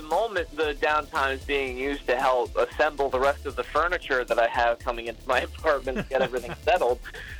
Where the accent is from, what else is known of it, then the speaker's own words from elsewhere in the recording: Hudson Valley, New York, United States; moved away as an adult; now in Pacific Northwest, United States; I'm used to being in a city, but also I was born in the Hudson Valley, which is, for those who are unfamiliar with the layout of New York, is a little north of the city, but you're right on the Hudson River